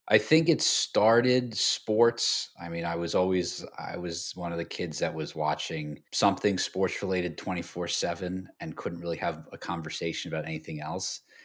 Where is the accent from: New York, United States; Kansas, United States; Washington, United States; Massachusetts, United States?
New York, United States; I grew up in New York